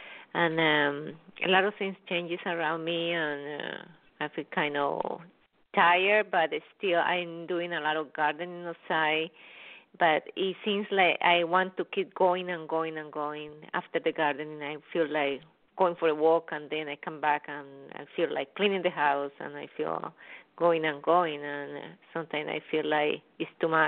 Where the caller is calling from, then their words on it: New York, United States; Orange County, New York.